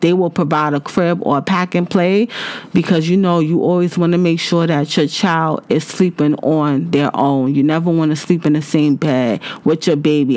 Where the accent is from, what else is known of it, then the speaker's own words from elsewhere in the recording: United States; I'm from the United States